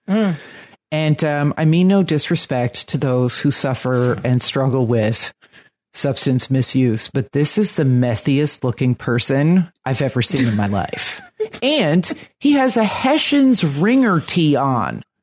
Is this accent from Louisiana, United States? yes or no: no; New Jersey, United States; now in Brooklyn, United States; I'm from New Jersey